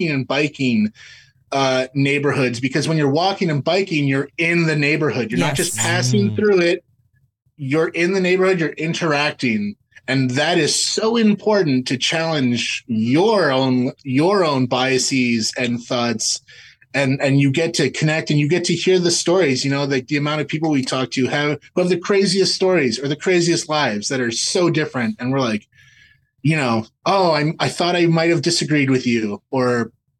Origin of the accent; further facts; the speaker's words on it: Canada; we're from Canada